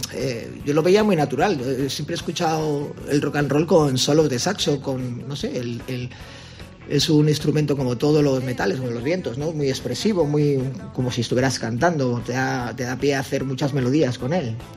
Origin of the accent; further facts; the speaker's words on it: Bilbao, Basque Country, Spain; Nosotros somos independentistas, no de Euskadi, no, Bilbao